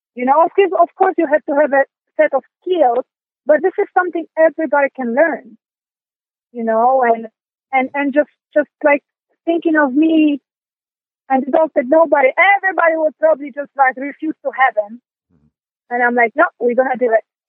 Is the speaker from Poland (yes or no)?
yes; Poland; moved away; I'm from Europe, so, and I'm from Poland